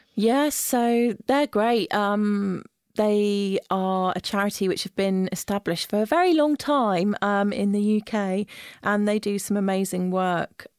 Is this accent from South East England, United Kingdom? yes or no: yes; Isle of Wight, South East England, United Kingdom; moved away as an adult; now in London, United Kingdom; growing up on the Isle of Wight